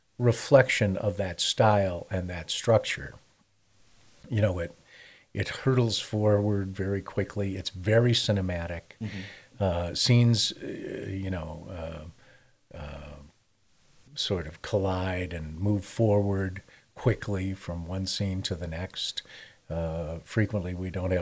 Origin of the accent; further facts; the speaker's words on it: Chicago, Illinois, United States; I'm from Chicago